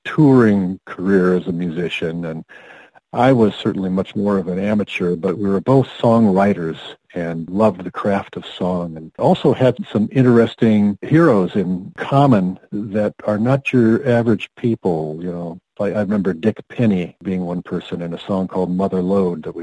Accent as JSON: {"language": "English", "town": "Rockford", "region": "Illinois", "country": "United States", "tie": "born or raised there", "moved": "as an adult", "lives_now": "Plymouth, United States", "said": "I was born in Illinois, northern Illinois, Rockford. Not a town of note to much extent, but a lovely place to grow up"}